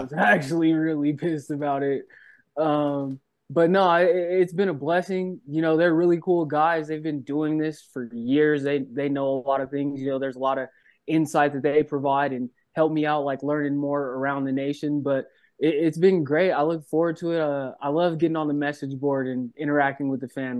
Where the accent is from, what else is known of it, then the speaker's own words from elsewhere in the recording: Colorado, United States; I grew up in Colorado